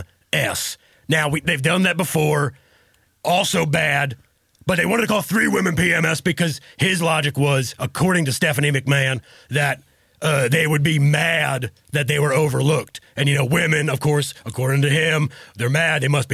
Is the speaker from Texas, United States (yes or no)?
yes; Texas, United States; I'm a family man. I'm born and raised in Texas.